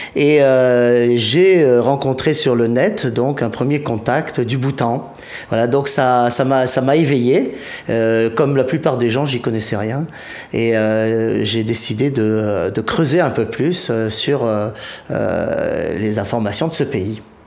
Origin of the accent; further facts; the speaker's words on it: Provence-Alpes-Côte d'Azur, France; je, suis de Provence